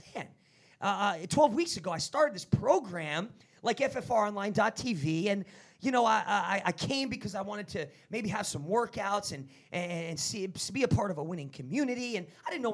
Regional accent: New Jersey, United States; I'm from Jersey.

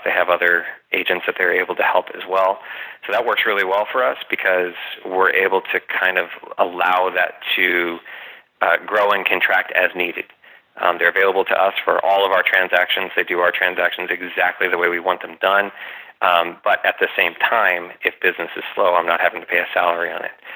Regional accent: United States; I'm a West Valley guy. I grew up in the West Valley. I've lived here my whole life.

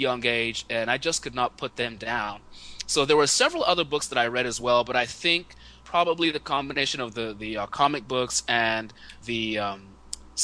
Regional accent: Nigeria; I grew up in Nigeria

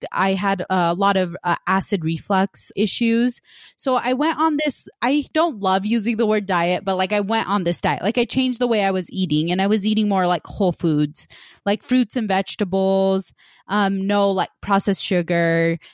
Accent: West Valley, United States; I grew up in West Valley and we had a lot of Hispanic families

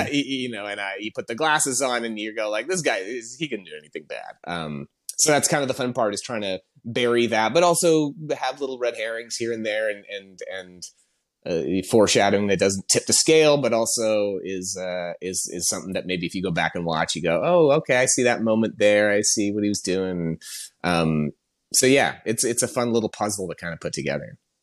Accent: Canada; moved away as an adult; also born or lived in Toronto; now in Los Angeles, United States; I'm Canadian. I, I, I've been in L A for about ten years now, but I, I came up, uh, working in Toronto

